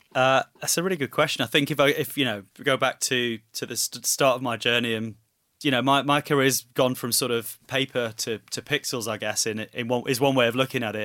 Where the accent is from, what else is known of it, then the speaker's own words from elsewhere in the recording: Manchester, North West England, United Kingdom; being a Mancunian, My, I, you know, watched Coronation Street religiously with my mum from a very young age